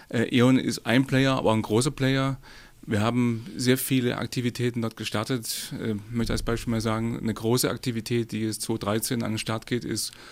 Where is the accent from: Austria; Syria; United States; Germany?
Germany; Swabia; Sie wissen, ich bin Schwabe